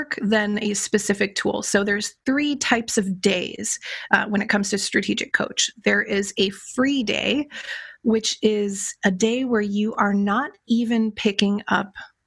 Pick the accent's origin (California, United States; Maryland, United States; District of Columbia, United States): California, United States; Los Angeles; moved away as an adult; also born or lived in Philadelphia; I grew up in Los Angeles and I went to the University of Pennsylvania